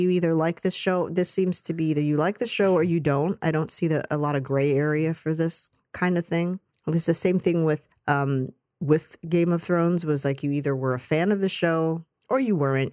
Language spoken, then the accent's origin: English; United States; as an American actor